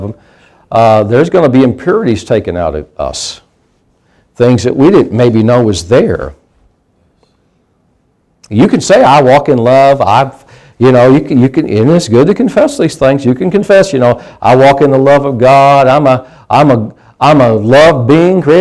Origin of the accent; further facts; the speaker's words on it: United States; I grew up in a rural area. I grew up in Pike County